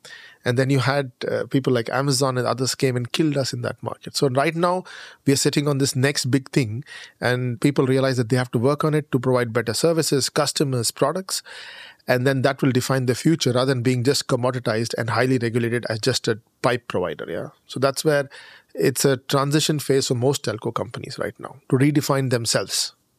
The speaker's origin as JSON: {"language": "English", "country": "India", "moved": "as an adult", "lives_now": "Germany", "said": "I'm Indian."}